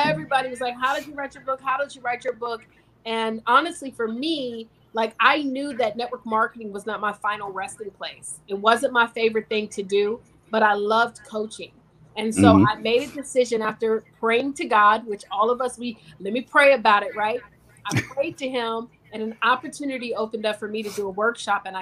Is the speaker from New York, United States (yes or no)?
no; Virginia, United States; I'm originally from Virginia